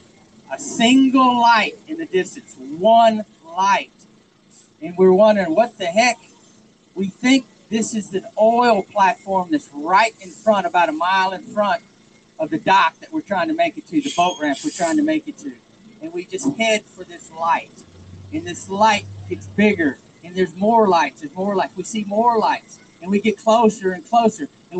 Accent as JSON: {"language": "English", "region": "Texas", "country": "United States", "moved": "as an adult", "lives_now": "Massachusetts, United States", "said": "I'm from Texas"}